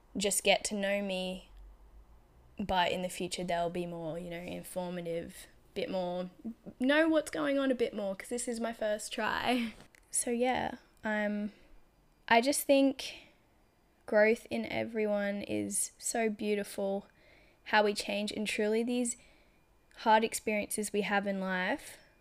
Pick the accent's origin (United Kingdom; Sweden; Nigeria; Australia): Australia; also born or lived in Brisbane; I was just comfortable in my small regional town. Not, wasn't really small, but, like, it was a regional town in Australia, so, like, eighty thousand people